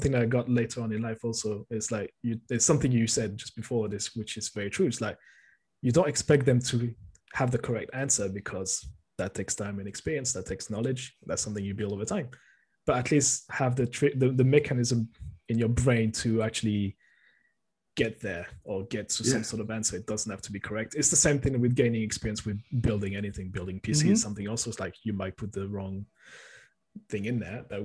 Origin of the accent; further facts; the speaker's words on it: France; I'm born and raised in France